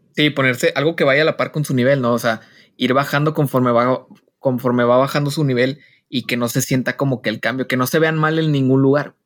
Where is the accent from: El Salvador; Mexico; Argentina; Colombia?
Mexico; nosotros como mexicanos